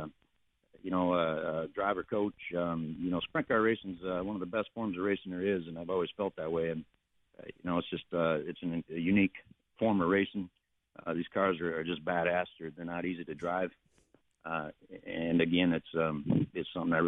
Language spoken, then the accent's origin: English; United States; we grew up in the Mississippi River